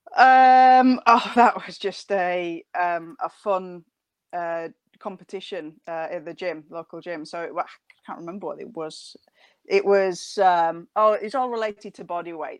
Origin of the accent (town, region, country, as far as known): United Kingdom; accent: northern; now in Nottingham, United Kingdom